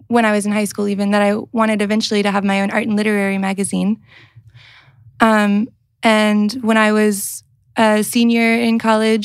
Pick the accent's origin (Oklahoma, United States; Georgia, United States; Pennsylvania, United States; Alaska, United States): Georgia, United States; Athens; moved away as an adult; also born or lived in St. Louis, Missouri; now in South Bend, United States; I'm originally from Athens, Georgia. I moved to St. Louis, Missouri to go to school for art and writing.